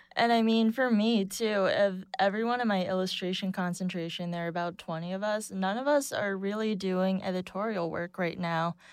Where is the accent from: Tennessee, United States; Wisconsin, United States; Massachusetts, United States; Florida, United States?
Massachusetts, United States; Boston; moved away as an adult; also born or lived in Saint Louis / Chelsea, New York; now in New York, United States; grew up in Boston, went to school in Saint Louis, and now I live in Chelsea